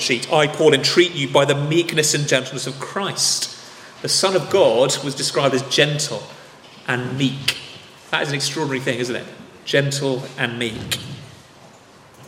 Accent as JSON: {"language": "English", "region": "England", "country": "United Kingdom", "said": "we're English"}